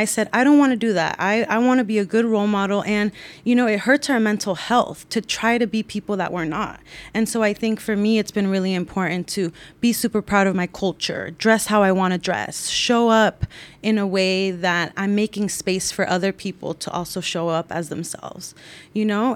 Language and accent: English; San Rafael, California, United States; growing up in San Rafael, you know, being from a working class background